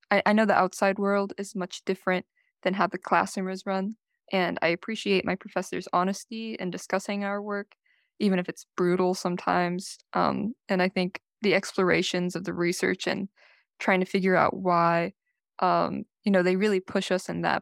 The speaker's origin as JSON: {"language": "English", "town": "Carmel", "region": "California", "country": "United States", "tie": "born or raised there", "said": "My hometown is uh, Carmel, California, not too far off from here"}